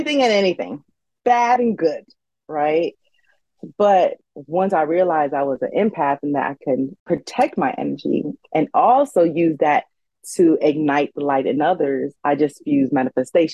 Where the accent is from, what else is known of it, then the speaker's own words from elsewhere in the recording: United States; I am Haitian American, so first generation born here